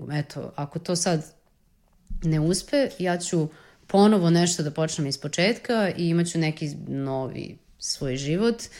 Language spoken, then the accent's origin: Croatian; Serbia; iz Srbije sam